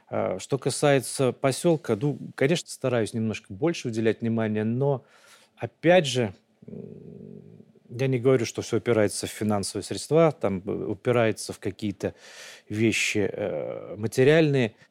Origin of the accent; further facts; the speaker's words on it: Vitebsk Region, Belarus; Витебский район, да.